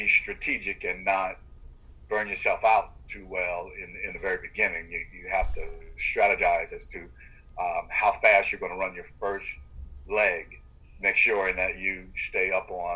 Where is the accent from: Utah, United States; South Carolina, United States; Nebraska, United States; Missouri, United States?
South Carolina, United States; Sumter County; I grew up in the rural part of South Carolina called Sumter County